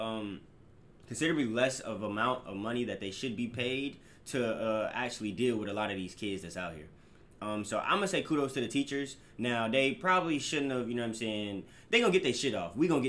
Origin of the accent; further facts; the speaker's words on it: Orange County, California, United States; also born or lived in Compton; I'm from Orange County